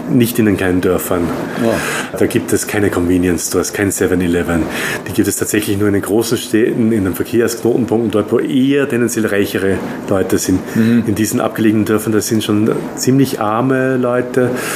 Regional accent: Austria; now in Taiwan; Ich bin Österreicher

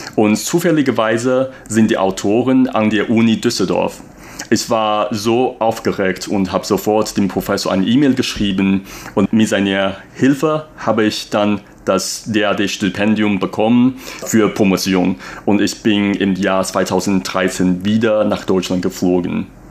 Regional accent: Taipei, Taiwan; first language Mandarin; German is a second language; moved away as an adult; also born or lived in Germany; dass ich Taiwaner bin

